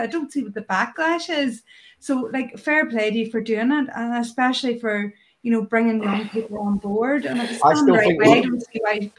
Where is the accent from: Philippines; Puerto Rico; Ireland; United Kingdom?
Ireland; I'm from Ireland.